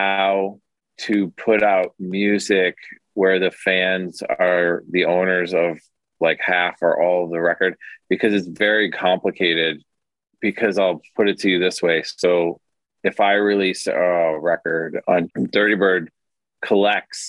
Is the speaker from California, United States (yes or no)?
no; Detroit, Michigan, United States; also born or lived in Cleveland, Ohio; I was born in Cleveland and then we moved to Detroit and I just had a very classic like Midwest, just like a little kid in the suburbs